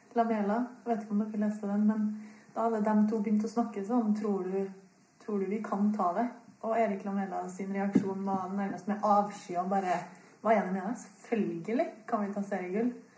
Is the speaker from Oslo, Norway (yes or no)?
no; Trondheim, Trøndelag, Norway; du hører jo at jeg kommer fra Trondheim